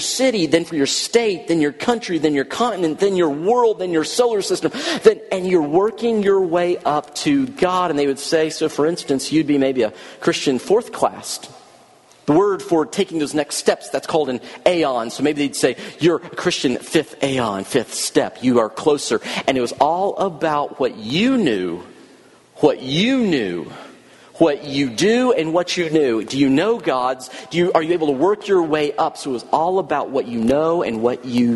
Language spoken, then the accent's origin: English; the South, United States; since I'm from the South, I'm just a Southern boy